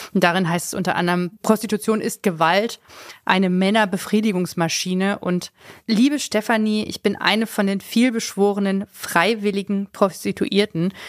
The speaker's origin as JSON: {"language": "German", "town": "Hanover", "region": "Lower Saxony", "country": "Germany", "moved": "yes", "lives_now": "Berlin, Germany", "said": "als Hannoveraner"}